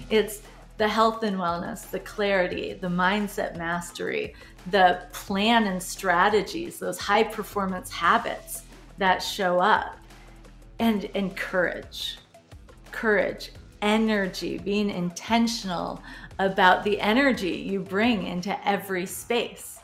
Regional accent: Midwest, United States; I grew up in the Midwest

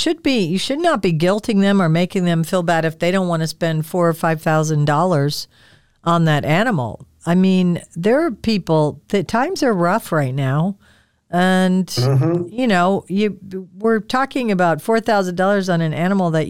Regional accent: Midwest, United States; I grew up in the Midwest.

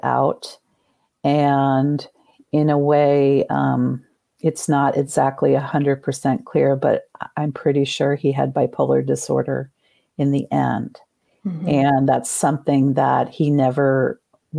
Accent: New Jersey, United States; We grew up in New Jersey

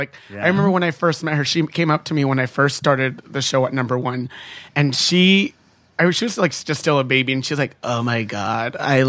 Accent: Chula Vista, California, United States; born or raised there

